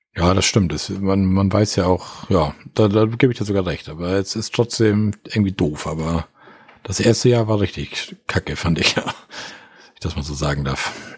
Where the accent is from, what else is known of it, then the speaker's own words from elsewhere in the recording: Osterrönfeld, Schleswig-Holstein, Germany; Osterrinfeld, da warst du in meinem Heimatort